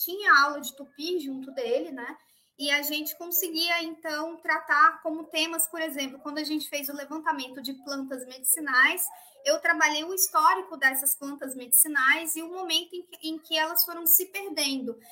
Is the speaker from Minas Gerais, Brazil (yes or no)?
yes; interior of Minas Gerais, Brazil; Eu também sou do interior de Minas